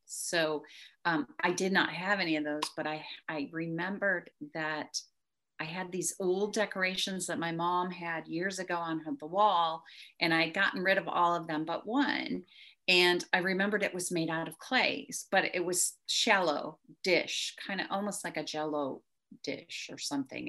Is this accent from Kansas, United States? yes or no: no; near Chicago, Illinois, United States; now in Texas, United States; I did not grow up here. I grew up near Chicago, but moved here